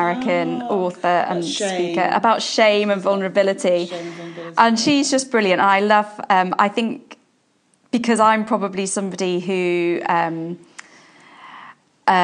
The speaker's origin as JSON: {"language": "English", "town": "Liverpool", "region": "North West England", "country": "United Kingdom", "moved": "yes", "lives_now": "Portsmouth, United Kingdom", "said": "I'm from Liverpool originally"}